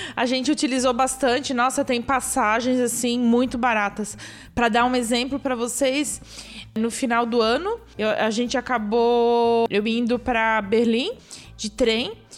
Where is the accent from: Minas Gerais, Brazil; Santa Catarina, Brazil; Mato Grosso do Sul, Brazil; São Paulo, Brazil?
Santa Catarina, Brazil; Blumenau; now in Stuttgart, Germany; sou de Blumenau, desde pequena sempre fui para Oktoberfest